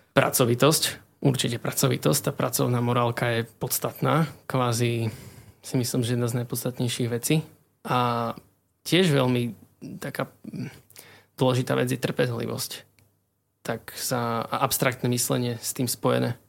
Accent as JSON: {"language": "Slovak", "town": "Košice", "region": "Košice Region", "country": "Slovakia", "tie": "born or raised there", "said": "pochádzam vlastne z Košic. Um, narodil som sa v Košiciach, čiže v tom meste vlastne som celý život"}